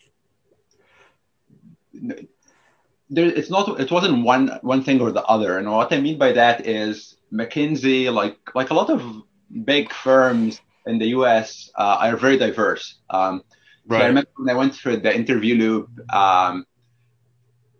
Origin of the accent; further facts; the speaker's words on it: Egypt; English is a second language; moved away as an adult; also born or lived in New York / New Jersey; I grew up in Egypt